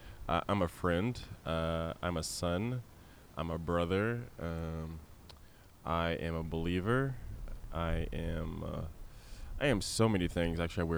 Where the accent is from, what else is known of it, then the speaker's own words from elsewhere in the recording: Wichita, Kansas, United States; also born or lived in Aurora, Colorado / Poland; So I'm originally from Aurora, Colorado. Oh, okay. Yeah. Moved to Wichita when I was about fifth grade.